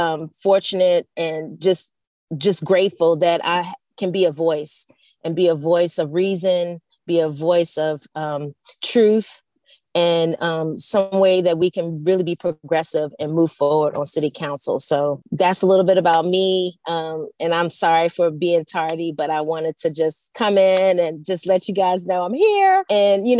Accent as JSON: {"language": "English", "town": "Richmond", "region": "Virginia", "country": "United States", "tie": "born or raised there", "said": "grew up, born and raised in Richmond"}